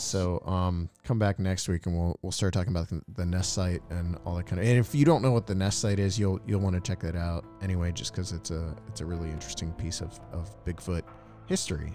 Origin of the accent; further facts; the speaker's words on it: East Coast, United States; I'm from the East Coast too